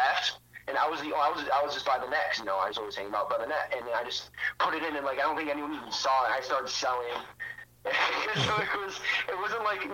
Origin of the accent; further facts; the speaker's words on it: Toledo, Ohio, United States; I was from Toledo